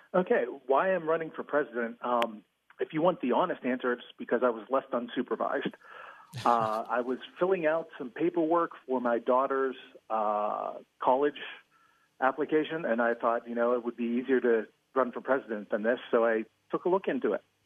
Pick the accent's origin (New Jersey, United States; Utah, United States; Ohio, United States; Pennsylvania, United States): Pennsylvania, United States; White Oak; also born or lived in California; I'm a Pittsburgh native. Grew up in the city of uh, White Oak, which is just outside of McKeesport